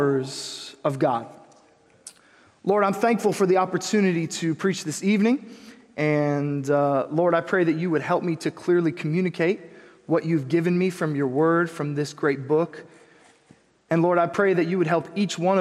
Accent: Huntington Beach, California, United States; I grew up in Huntington Beach.

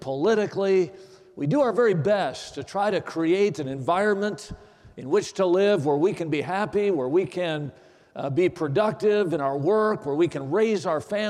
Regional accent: Watertown, Wisconsin, United States; I grew up in Watertown, Wisconsin.

